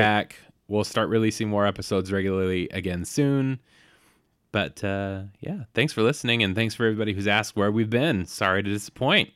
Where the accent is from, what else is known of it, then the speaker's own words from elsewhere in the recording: Bay Area, California, United States; I grew up in the Bay Area